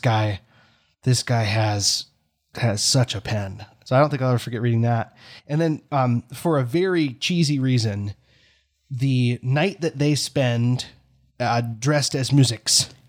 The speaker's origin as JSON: {"language": "English", "country": "United States", "said": "as an American because here in America"}